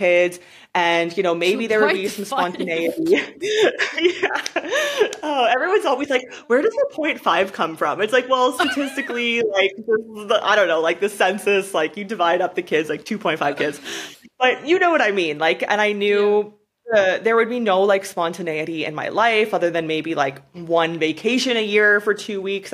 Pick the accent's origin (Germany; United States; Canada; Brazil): Canada; moved away as an adult; I was born in Canada. Like I guess technically I'm from Canada. I lived there till I was like 22 years old for the most part.